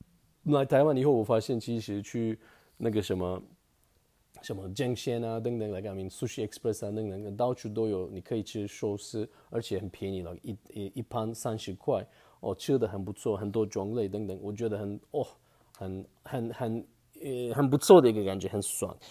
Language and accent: Chinese; Turkey; Chinese is a second language; now in Taiwan; 其实我们不是只有烤肉，很多人都以为我们土耳其人都是都是吃烤肉就不对。